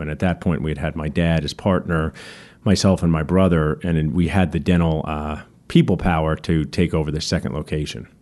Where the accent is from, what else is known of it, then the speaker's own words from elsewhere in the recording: Ewing, New Jersey, United States; where I grew up in Ewing